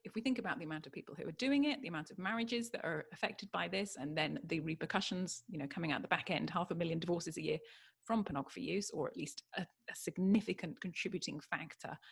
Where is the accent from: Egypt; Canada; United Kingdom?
United Kingdom; now in California, United States; I'm British